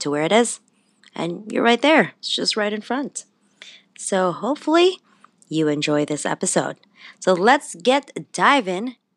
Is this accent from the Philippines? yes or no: yes; Philippines; And I'm Filipino, so we do fire roasted eggplant too, but we don't make dips out of them.